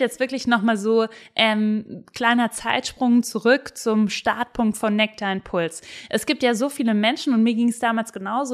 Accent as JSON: {"language": "German", "area": "Black Forest", "region": "Baden-Württemberg", "country": "Germany", "said": "ich komme ja aus dem Schwarzwald"}